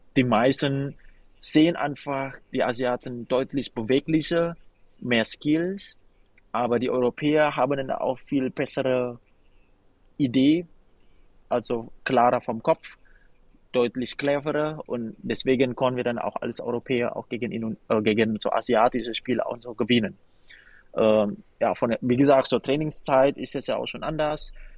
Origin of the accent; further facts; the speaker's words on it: Indonesia; German is a second language; also born or lived in Wipperfeld, Germany; now in Germany; das ist ja immerhin mein Heimatland